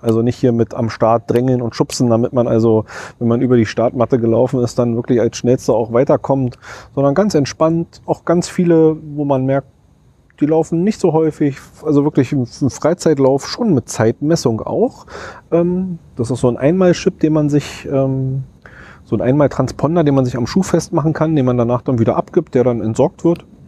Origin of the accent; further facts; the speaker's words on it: Berlin, Germany; als Berliner